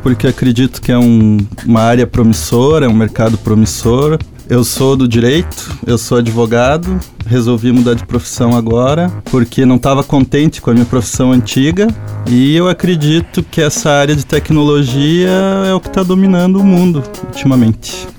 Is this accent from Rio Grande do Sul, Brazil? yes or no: no; Curitiba, Paraná, Brazil; moved away as an adult; now in Joinville, Brazil; eu sou de Curitiba, não sou daqui.